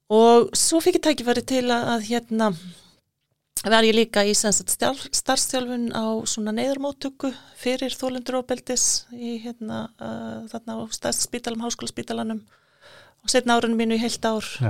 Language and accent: Icelandic; Iceland; moved away as an adult; also born or lived in Nicaragua; við erum Íslandingar